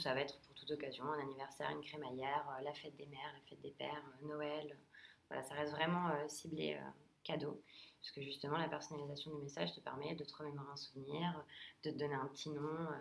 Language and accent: French; Nice, Provence-Alpes-Côte d'Azur, France; moved away as an adult; now in Paris, France; je suis originaire de Nice